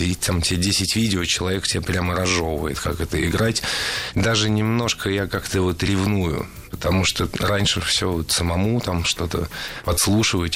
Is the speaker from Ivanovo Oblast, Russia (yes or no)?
no; Saint Petersburg, Russia; я родился в Питере